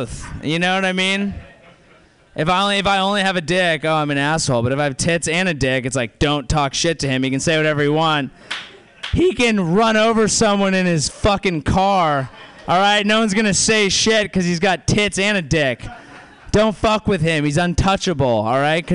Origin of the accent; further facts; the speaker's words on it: South Bay, California, United States; Grew up here. South Bay